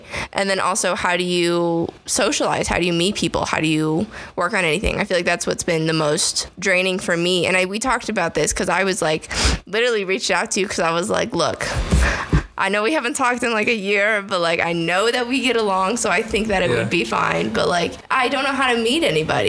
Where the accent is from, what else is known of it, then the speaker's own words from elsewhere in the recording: United States; we are American